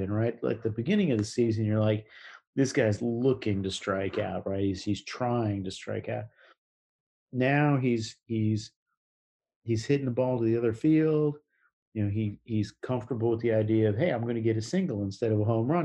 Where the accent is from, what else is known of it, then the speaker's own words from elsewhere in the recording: New York City, New York, United States; as a New Yorker